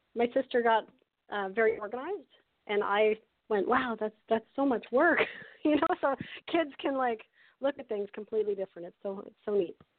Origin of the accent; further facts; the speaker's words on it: Canada; I'm from Canada